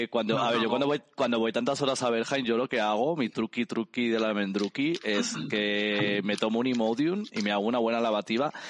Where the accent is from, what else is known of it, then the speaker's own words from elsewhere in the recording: Pozuelo de Alarcón, Community of Madrid, Spain; No, soy de Madrid. bueno, ah, bueno, en Pozuelo.